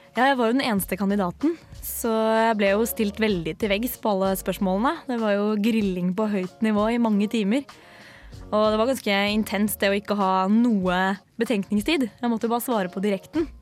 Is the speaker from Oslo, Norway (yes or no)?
yes; Oslo, Norway; moved away as an adult; now in Trondheim, Norway; Jeg er fra Oslo.